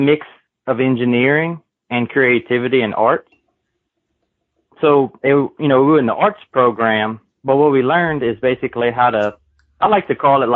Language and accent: English; Kaplan, Louisiana, United States; I'm born and raised in Kaplan, Louisiana, which is South Louisiana